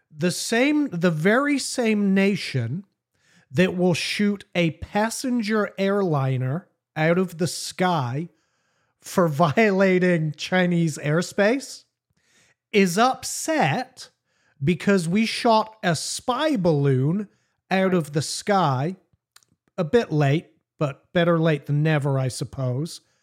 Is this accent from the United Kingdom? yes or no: yes; England, United Kingdom; I'm English